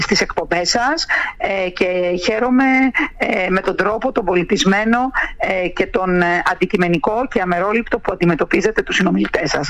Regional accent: Kontias?, North Aegean, Greece; είναι το χωριό μου, είναι η πατρίδα μου, ε, εκεί ζω

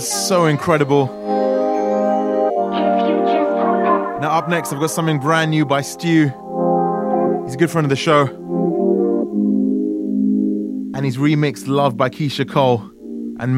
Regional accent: United Kingdom; I'm British

